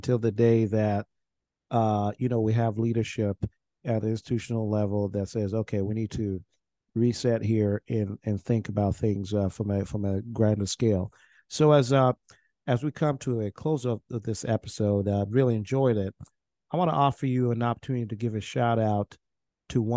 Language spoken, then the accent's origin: English; Nebraska, United States; I was went to school in Nebraska and I grew up in Nebraska